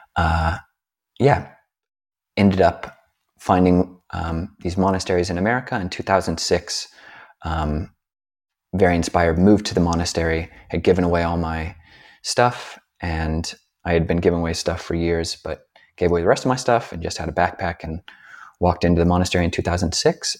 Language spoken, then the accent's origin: English; United States; being a American hippie-ish, uh, type